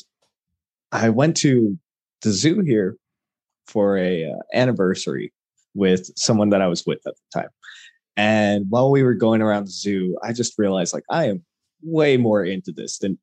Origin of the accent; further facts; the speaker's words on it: El Paso, Texas, United States; also born or lived in Albuquerque, New Mexico; born and raised in Texas, did as much as I could to get into the animal field here at El Paso through the El Paso Zoo.